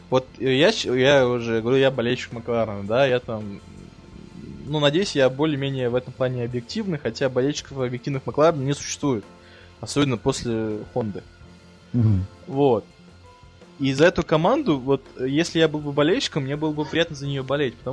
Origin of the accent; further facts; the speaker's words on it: Russia; born there; Ну, вообще, я, я, не, я уже родился в России.